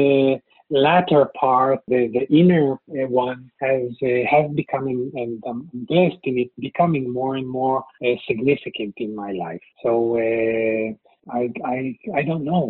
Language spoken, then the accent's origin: English; Israel; first language Hebrew; English is a second language; also born or lived in New York, United States / Los Angeles, United States; I'm a native of Israel, travel a lot to the U.S. and have worked in the U.S., etc., but Israel is my home country.